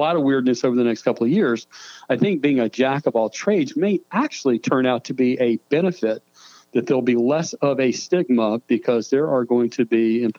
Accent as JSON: {"language": "English", "area": "Greensboro / Elon area", "region": "North Carolina", "country": "United States", "tie": "born or raised there", "said": "It's right here in my hometown or in my home area."}